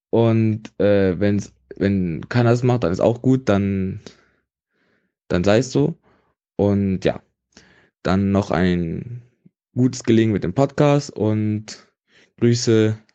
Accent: Bonn, North Rhine-Westphalia, Germany; Ich komme aus Bonn und ich sehe mich viel mehr als Bonner als als Deutsche oder und viel mehr, weniger als Nordrhein-Westfalen.

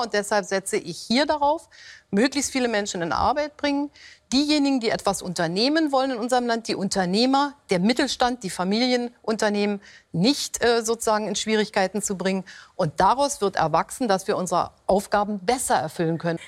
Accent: Germany; bei uns in Deutschland

